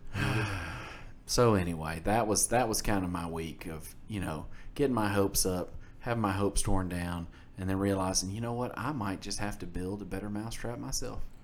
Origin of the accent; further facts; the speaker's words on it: Mississippi, United States; we're from Mississippi.